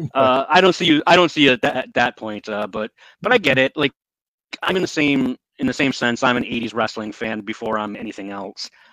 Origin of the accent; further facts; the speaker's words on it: northern Michigan, United States; I lived up in the not in the Upper Peninsula, Michigan, but up up in the higher regions of the state